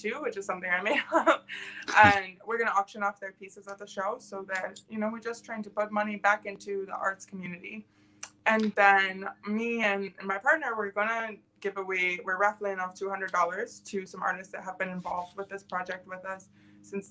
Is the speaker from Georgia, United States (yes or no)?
no; Lansing, Michigan, United States; also born or lived in Colorado Springs, Colorado / London; Not born, but I was raised here.